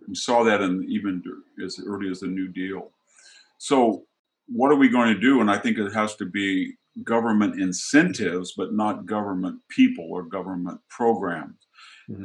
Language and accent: English; United States; my hometown, what I grew up